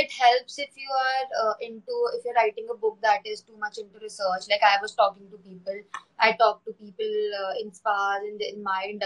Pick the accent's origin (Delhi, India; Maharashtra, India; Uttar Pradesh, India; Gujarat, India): Delhi, India; I am from Delhi